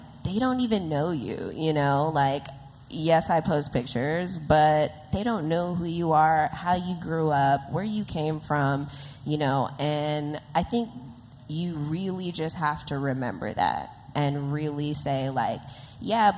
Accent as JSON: {"language": "English", "town": "Los Angeles", "region": "California", "country": "United States", "tie": "born or raised there", "said": "a young girl growing up in South Central"}